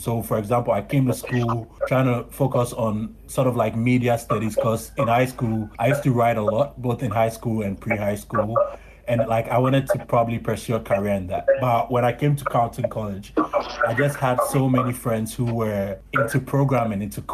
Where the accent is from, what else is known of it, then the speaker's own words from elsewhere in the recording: Ghana; I'm a Ghanaian and I spend most of my time in Ghana